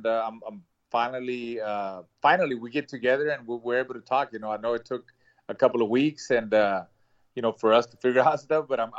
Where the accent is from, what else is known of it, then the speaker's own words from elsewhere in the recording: Houston, Texas, United States; also born or lived in Valle Hermoso, Tamaulipas, Mexico / Chicago, Illinois; I started boxing when I was 7 years old here in Houston, Texas, because we moved to Houston, you know, from Mexico, went to Chicago, and then Chicago, Illinois, went to Houston, Texas.